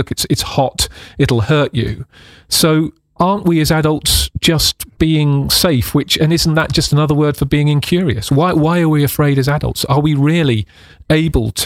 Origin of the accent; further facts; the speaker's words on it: United Kingdom; the UK, which is my home country